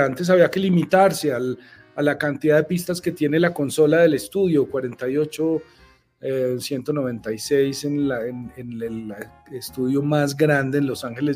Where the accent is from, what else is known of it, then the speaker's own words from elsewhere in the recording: Bogotá, Colombia; yo soy un bogotano aquí de las montañas y del frío